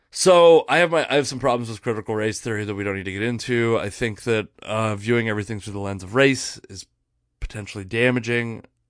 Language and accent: English; Puyallup tribal land, Washington, United States; I grew up on the Puyallup Indian tribe. Um, there's a lot of, of tribal land in my area.